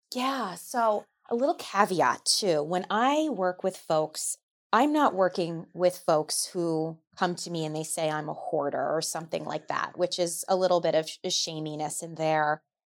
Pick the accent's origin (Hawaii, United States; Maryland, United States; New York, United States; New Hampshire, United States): New York, United States; I'm a New Yorker